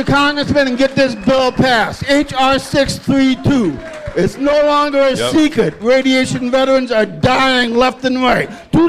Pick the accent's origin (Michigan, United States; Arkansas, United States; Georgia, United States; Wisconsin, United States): Wisconsin, United States; Milwaukee; moved away; originally from Milwaukee.